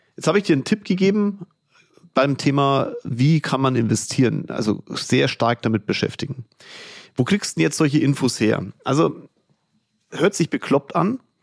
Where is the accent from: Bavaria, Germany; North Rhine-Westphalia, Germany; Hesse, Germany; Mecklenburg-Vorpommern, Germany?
Bavaria, Germany; Kulmbach; meiner Heimatstadt Kulmbach